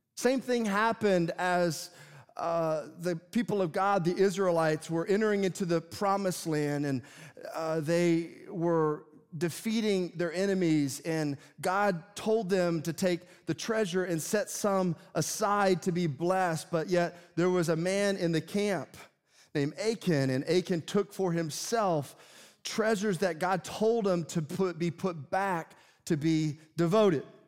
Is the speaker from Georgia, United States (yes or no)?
no; Tennessee, United States; I grew up in Tennessee